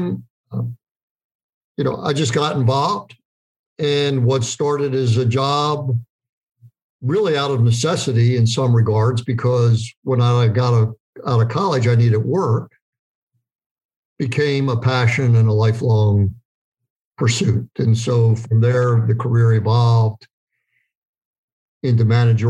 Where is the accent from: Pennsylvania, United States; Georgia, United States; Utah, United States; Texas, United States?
Pennsylvania, United States; York; I grew up in York, Pennsylvania